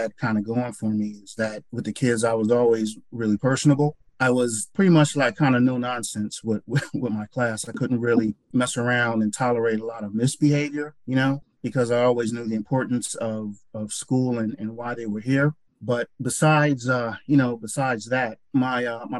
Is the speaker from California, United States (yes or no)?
no; Newark, New Jersey, United States; also born or lived in Holmdel, New Jersey; I grew up in Newark, New Jersey.